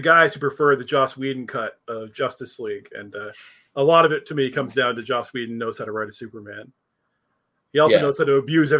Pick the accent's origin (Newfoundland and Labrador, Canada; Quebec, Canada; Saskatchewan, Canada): Newfoundland and Labrador, Canada; growing up in Newfoundland